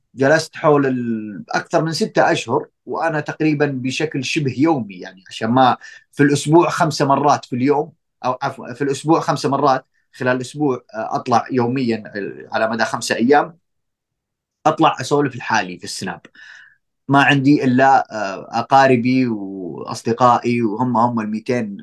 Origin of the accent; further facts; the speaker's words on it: Saudi Arabia; احنا عندنا في السعوديه